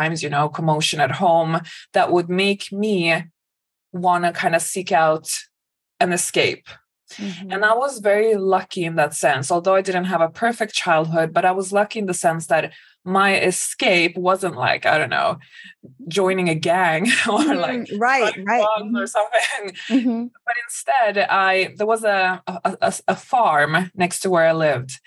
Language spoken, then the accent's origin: English; a suburb outside of Stockholm, Stockholm County, Sweden; moved away; So I grew up in Sweden. I grew up in a suburb outside of Stockholm